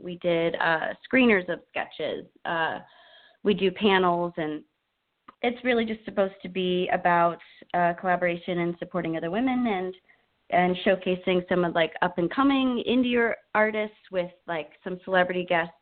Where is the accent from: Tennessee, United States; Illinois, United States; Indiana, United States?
Illinois, United States; Chicago; now in Los Angeles, United States; I'm originally from Chicago, and that's where I got my start in professional theater